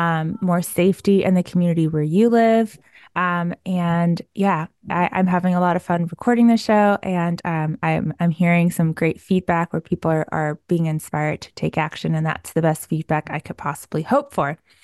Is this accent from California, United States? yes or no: no; New York, United States; now in Waco, United States; I came from New York, so I'm just used to like more museums and, public transit